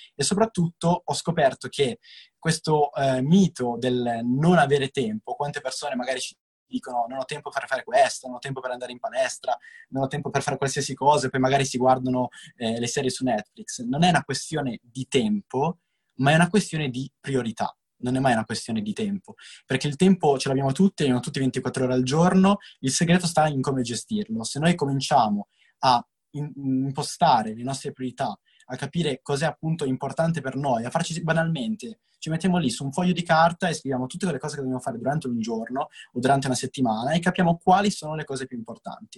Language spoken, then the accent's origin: Italian; Novara, Piedmont, Italy; io sono di Novara